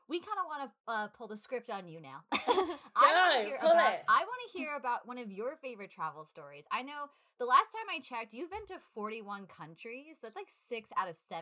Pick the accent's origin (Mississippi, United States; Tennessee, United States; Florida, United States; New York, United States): New York, United States; we're from New York